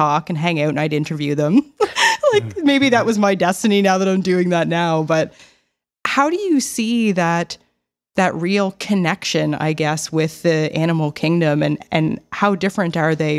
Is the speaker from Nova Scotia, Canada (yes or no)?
yes; Nova Scotia, Canada; I grew up in the Annapolis Valley in a very rural community. I just called it a road more than anything.